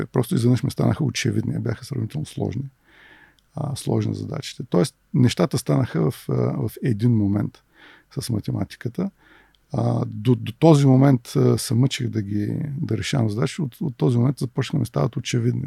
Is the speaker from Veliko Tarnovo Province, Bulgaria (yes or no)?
no; Varna, Varna Province, Bulgaria; also born or lived in Toledo, Ohio; От град Варна съм, роден съм тук и средното ми образование е от математическа гимназия в Варна